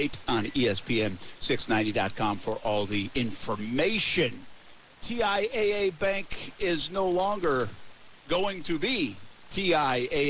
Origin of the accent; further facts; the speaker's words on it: Rhode Island, United States; now in Jacksonville, United States; I have a bit of a speech impediment to begin with because I'm from Rhode Island